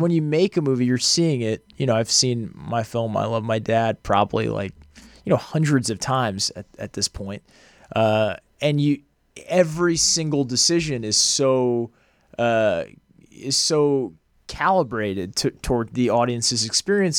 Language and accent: English; outside of Boston, Massachusetts, United States; moved away as an adult; also born or lived in Los Angeles, United States; I grew up outside of Boston